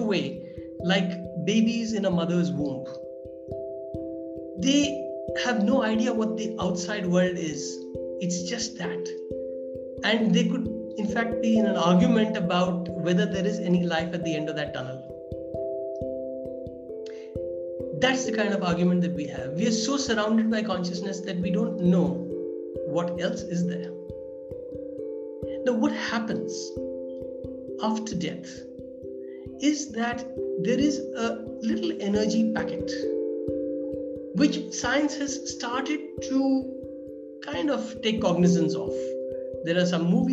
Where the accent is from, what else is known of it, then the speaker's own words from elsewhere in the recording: India; I'm from India.